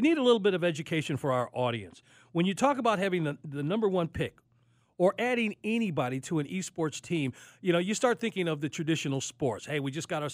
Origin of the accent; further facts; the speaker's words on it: Chicago, Illinois, United States; I'm from Chicago